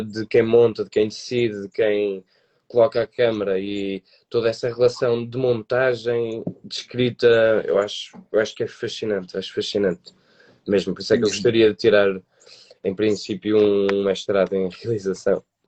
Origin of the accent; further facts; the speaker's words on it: Porto, Norte, Portugal; fazíamos teatro num grupo comunitário aqui da cidade do Porto, porque eu sou do Porto